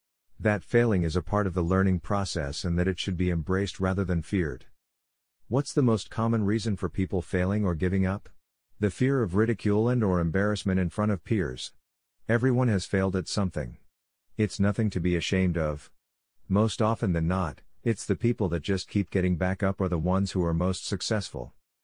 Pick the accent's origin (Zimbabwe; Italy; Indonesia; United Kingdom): Zimbabwe; I may be being biased as I am originally from Zimbabwe.